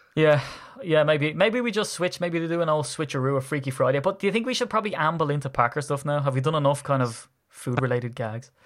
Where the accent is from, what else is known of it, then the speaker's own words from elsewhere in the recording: Ireland; as an Irishman